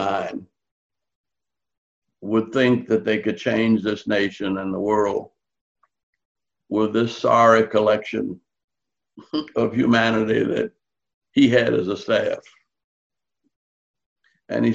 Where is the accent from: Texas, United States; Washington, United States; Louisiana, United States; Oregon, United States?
Louisiana, United States; New Orleans; I grew up in New Orleans with an Irish grocery store on one corner